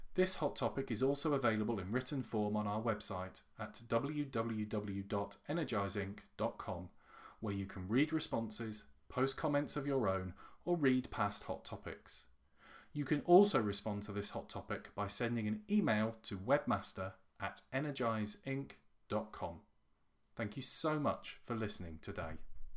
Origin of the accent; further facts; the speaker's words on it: United Kingdom; as a Brit